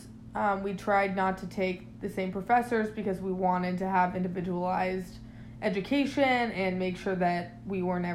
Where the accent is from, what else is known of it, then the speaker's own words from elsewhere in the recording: Seattle, Washington, United States; moved away as an adult; now in San Francisco Bay Area, United States; we're originally from Seattle, Washington, right outside a town called Bellevue